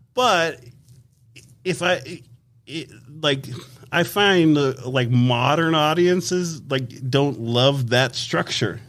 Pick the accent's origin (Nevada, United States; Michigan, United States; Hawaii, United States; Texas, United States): Nevada, United States; Las Vegas; when we grew up in Las Vegas